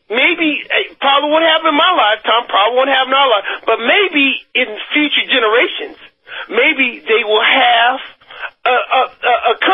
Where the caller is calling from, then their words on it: Denver, Colorado, United States; … from